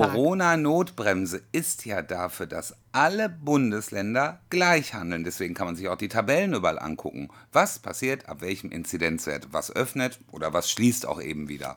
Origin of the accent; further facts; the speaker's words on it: North Rhine-Westphalia, Germany; Bei uns in NRW